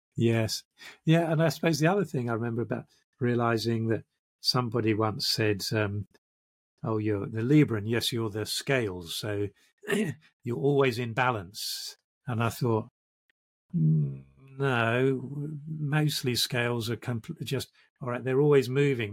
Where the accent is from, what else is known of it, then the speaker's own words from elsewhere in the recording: London, United Kingdom; also born or lived in South of England (village, first five years); i'm british and i grew up in uh, in what they call the home counties